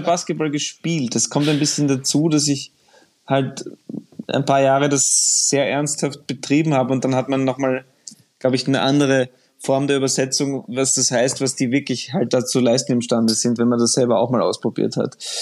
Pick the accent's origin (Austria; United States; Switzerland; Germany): Austria; ich als Österreicher